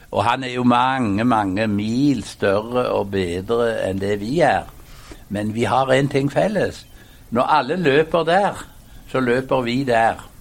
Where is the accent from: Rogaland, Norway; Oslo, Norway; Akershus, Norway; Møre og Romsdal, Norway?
Rogaland, Norway; Hjelmeland; moved away; det vi kalte hjemme på Hjelmeland i Ryfylke for sunt bondevett